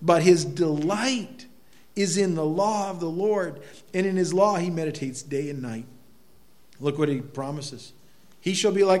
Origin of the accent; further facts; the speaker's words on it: United States; I think as an American especially, we live in a world where we talk, you know, our country